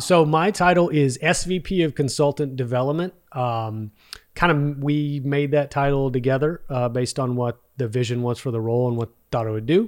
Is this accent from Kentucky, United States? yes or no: no; Arlington, Texas, United States; also born or lived in Mansfield, Texas; grew up in Arlington, Texas